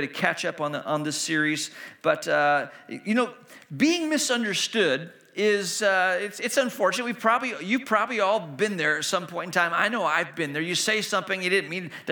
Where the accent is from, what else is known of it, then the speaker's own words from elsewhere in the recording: Hong Kong; moved away; also born or lived in China; I grew up in Hong Kong, and I was, you know, practicing my Cantonese with people I was meeting